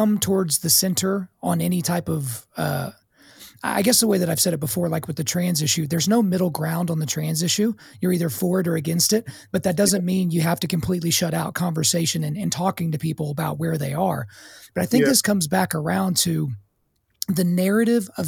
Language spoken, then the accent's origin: English; Oklahoma, United States; I grew up in Oklahoma